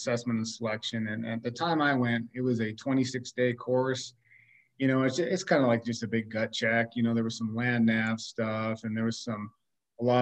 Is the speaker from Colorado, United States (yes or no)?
yes; Colorado, United States; also born or lived in Wisconsin; I was born in the state of Wisconsin. I grew up here in Colorado.